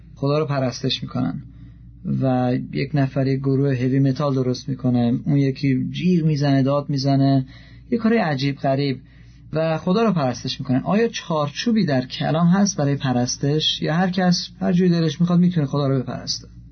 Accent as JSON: {"language": "Persian", "country": "Iran", "said": "من ایرانی هستم"}